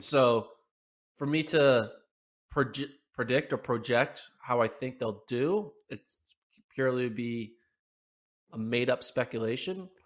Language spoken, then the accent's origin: English; United States; as an American